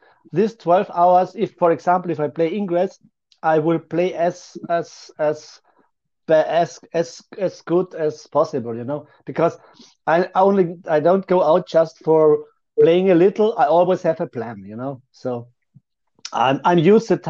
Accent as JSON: {"language": "English", "country": "Austria", "also_born_or_lived": "Vienna", "said": "So I am from Austria. I live in Vienna"}